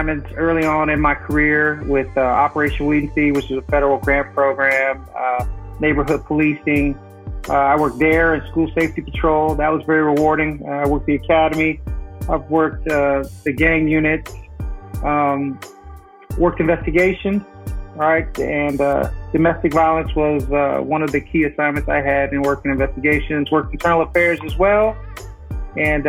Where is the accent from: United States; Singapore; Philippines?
United States; Flint, Michigan; moved away as an adult; also born or lived in Detroit, Michigan; now in San Diego, United States; I'm originally from Flint, went to high school in Detroit, Michigan